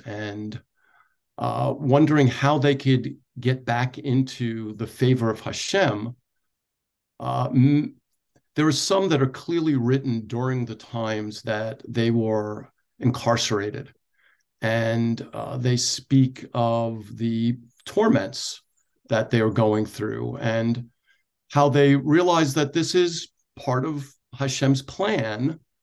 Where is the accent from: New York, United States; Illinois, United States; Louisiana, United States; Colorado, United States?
New York, United States; Oceanside; moved away as an adult; also born or lived in Brooklyn, New York; now in Wichita, United States; we moved out to Oceanside in Nassau County on Long Island, where I grew up